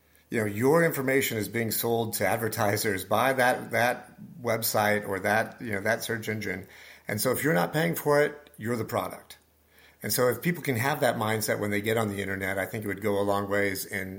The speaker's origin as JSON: {"language": "English", "region": "Nebraska", "country": "United States", "tie": "born or raised there", "said": "I grew up in Nebraska."}